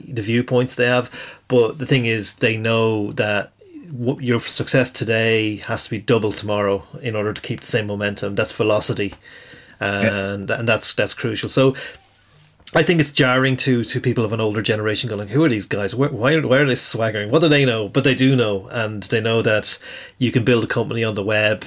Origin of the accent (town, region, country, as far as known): Ireland